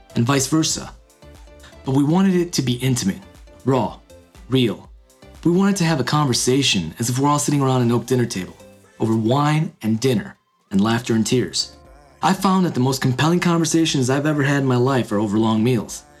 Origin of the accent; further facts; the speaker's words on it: United States; also born or lived in India; being born in India and growing up in America